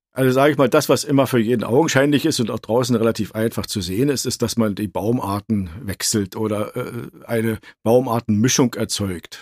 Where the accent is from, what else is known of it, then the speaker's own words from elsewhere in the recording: Brandenburg, Germany; in meinem Heimatland Brandenburg